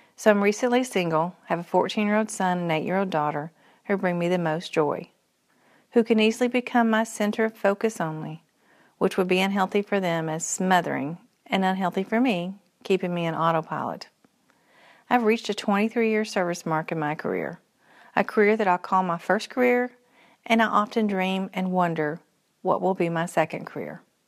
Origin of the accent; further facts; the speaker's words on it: Henderson, Kentucky, United States; moved away as an adult; also born or lived in Morehead, Kentucky; now in Central Kentucky, United States; I was born in Purcell's, Central Kentucky, moving in third grade to Henderson, Western Kentucky, where I'd graduate from high school